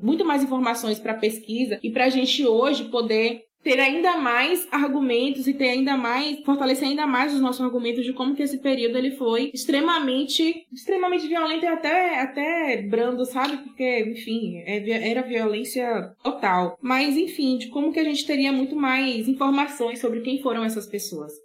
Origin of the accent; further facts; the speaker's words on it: Brazil; Eu morava em Borarema, né? Eu sou de Borarema.